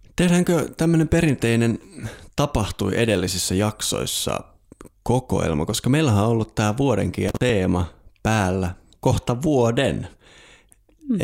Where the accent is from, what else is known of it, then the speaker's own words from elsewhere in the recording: Lapland, Finland; Itse olen kotoisin sieltä, missä aurinko ei talvipäivän seisauksena edes nouse.